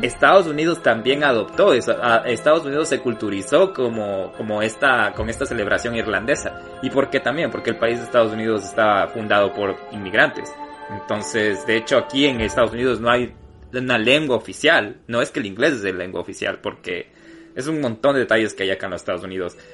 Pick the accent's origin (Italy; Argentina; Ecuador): Ecuador; now in United States; todos estamos orgullosos de ser ecuatoriano y cuando migras todavía te sientes más orgulloso de ser ecuatoriano